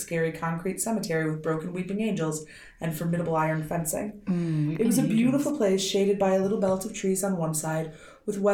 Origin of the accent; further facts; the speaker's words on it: United States; I'm deeply American